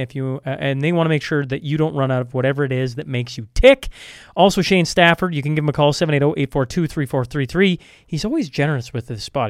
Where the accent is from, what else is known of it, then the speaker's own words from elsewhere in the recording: Canada; as a Canadian